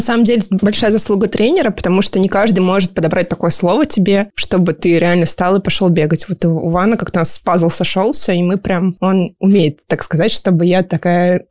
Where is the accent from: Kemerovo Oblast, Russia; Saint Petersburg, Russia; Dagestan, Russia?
Kemerovo Oblast, Russia; Siberia; moved away as an adult; now in Moscow, Russia; Я родилась в Сибири, в Кемеровской области, поэтому была очень рада, когда открылся паркран в Кемерово, практически в моем родном городе